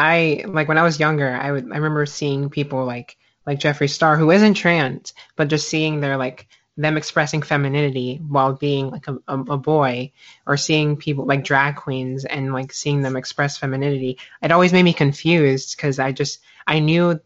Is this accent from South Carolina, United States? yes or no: yes; South Carolina, United States; moved away; also born or lived in Florida; I grew up in the deep South, South Carolina. I lived there for about 10 years. And then I ended up moving to Florida